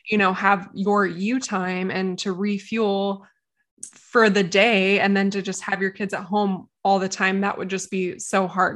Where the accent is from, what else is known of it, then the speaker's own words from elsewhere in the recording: United States; I'm American too